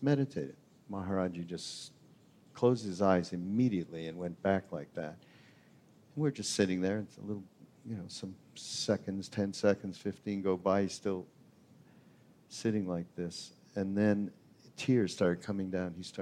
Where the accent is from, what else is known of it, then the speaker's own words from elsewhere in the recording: Canada; I'm the Canadian guy